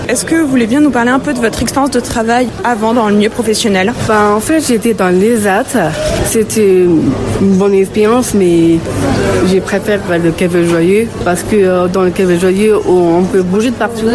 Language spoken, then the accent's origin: French; England, United Kingdom; now in Lyon, France; je suis anglaise